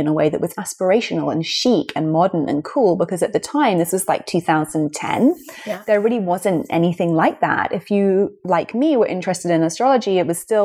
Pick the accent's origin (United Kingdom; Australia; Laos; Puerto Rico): United Kingdom; London; here we are in London, and it's my hometown